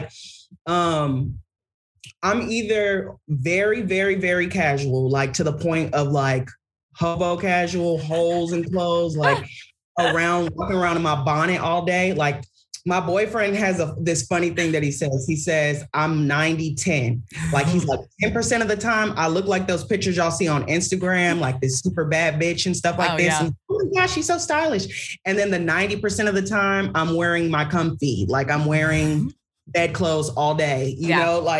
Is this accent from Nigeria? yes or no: yes; Nigeria; I'm Nigerian